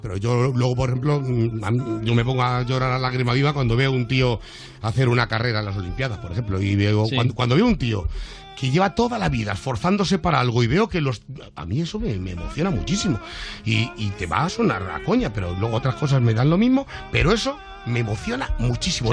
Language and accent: Spanish; Madrid, Community of Madrid, Spain; born or raised there